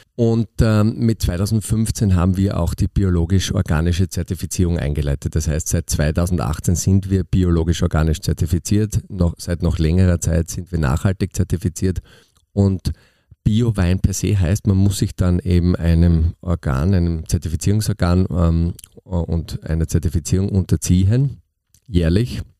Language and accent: German; Austria; bei uns in Österreich